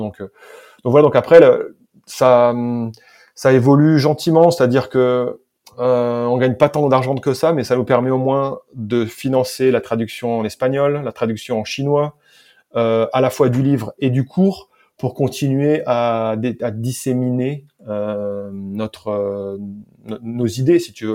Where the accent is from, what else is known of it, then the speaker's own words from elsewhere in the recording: France; accent: French; moved away; j'ai fait avec mon vieil accent français, mais je l'ai fait en anglais